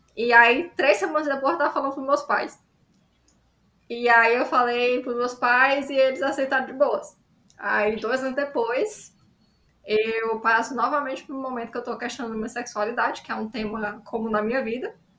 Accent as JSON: {"language": "Portuguese", "region": "Ceará", "country": "Brazil", "said": "eu sou autora cearense de ficção especulativa"}